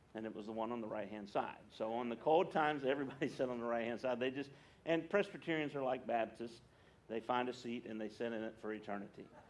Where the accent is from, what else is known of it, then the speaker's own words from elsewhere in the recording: West Virginia, United States; moved away; I grew up in West Virginia